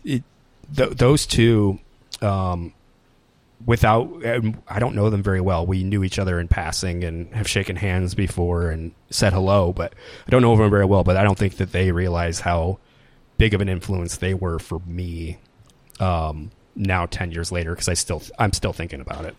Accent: Des Moines, Iowa, United States; moved away as an adult; also born or lived in Ames, Iowa / Las Vegas, Nevada; I grew up, I grew up in Des Moines, Des Moines, Iowa

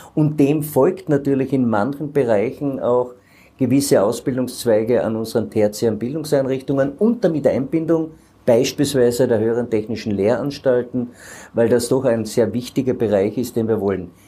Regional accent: Carinthia, Austria; bei uns in Kärnten

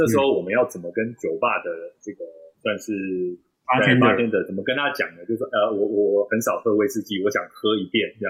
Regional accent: Taichung, Taiwan; 这不就跟我们台中人不吃太阳饼是一样的意思？

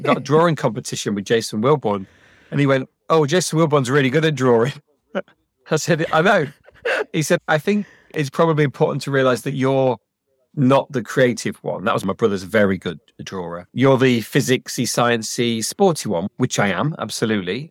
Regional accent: Leicestershire, East Midlands, United Kingdom; I grew up in Leicestershire, and Leicestershire was incredibly advanced in education

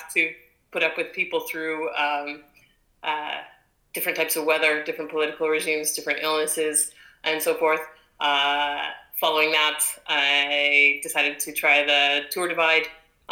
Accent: Calgary, Alberta, Canada; moved away as an adult; also born or lived in Singapore / France / New York; now in London, United Kingdom; I'm from Canada, born and raised in Calgary, which is a former Olympic town near the mountains in Western Canada. I lived there for about 31 years.

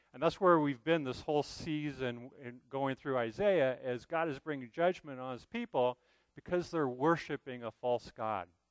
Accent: United States; as American believers

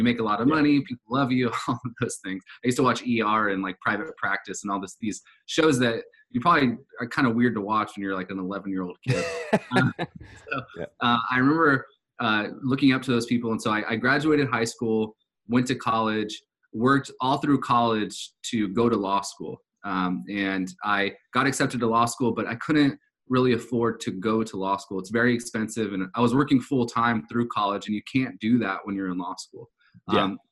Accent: Southern California, United States; I grew up in Southern California from a very, very low income family

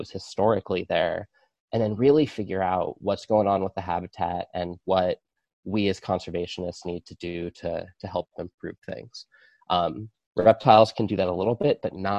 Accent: Arizona, United States; I grew up here in Arizona

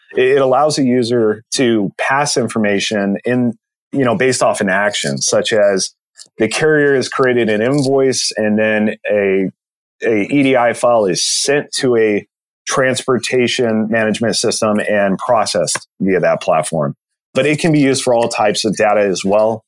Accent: Southern California, United States; I'm from born and raised Southern California

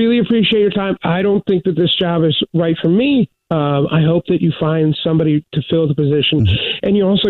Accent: Baltimore, Maryland, United States; moved away as an adult; I'm originally from Baltimore. Moved around after college

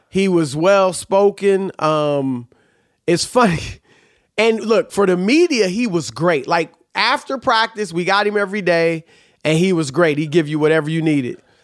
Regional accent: Cleveland, Ohio, United States; I'm from Cleveland

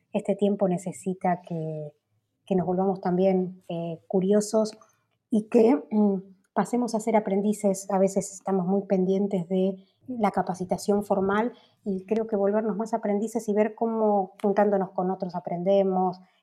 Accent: Argentina

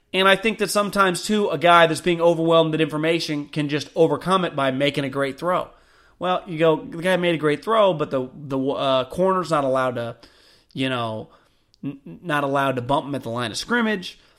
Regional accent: Davis, California, United States; I grew up in Davis

